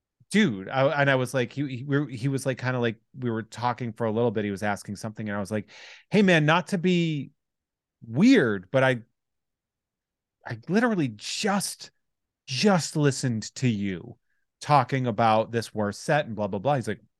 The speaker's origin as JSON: {"language": "English", "town": "Worcester", "region": "Massachusetts", "country": "United States", "said": "I'm from the Worcester area."}